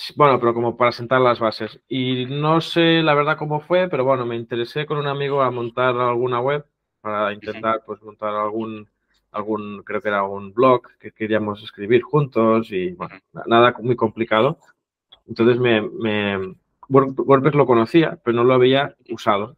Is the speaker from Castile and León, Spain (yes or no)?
no; Catalonia, Spain; first language Catalan; Spanish is a second language; mi idioma nativo, digamos, o madre, no sé cómo se podría traducir, es el catalán